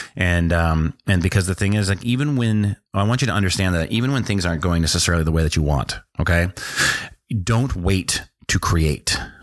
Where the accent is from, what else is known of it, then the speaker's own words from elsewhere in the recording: North Dakota, United States; also born or lived in Washington, D.C. / South America; we went to, uh, North Dakota. And I spent my formative years that I, that I can remember in North Dakota